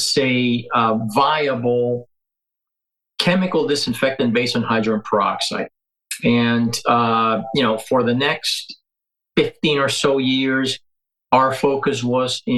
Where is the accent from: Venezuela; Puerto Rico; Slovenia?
Venezuela; moved away as an adult; also born or lived in Colorado; now in United States; I'm originally from Venezuela